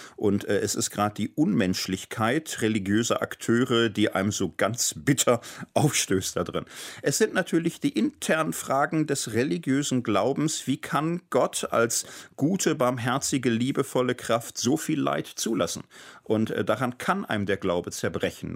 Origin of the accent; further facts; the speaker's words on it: Gelsenkirchen, North Rhine-Westphalia, Germany; also born or lived in Wattenscheid; now in Marburg, Germany; in Wattenscheid geboren, in Gelsenkirchen, aber mein Lebtag aufgewachsen